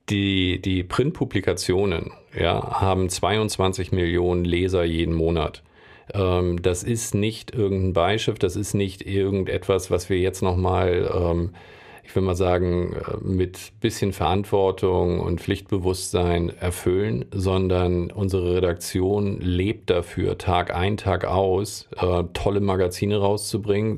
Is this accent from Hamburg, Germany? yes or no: yes; Hamburg, Germany; ich bin Hamburger, ich liebe Hamburg